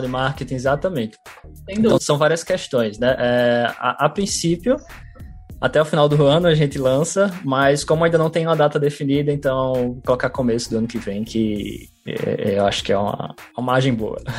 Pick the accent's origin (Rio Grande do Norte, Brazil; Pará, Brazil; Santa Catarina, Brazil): Rio Grande do Norte, Brazil; Natal; como bom potiguar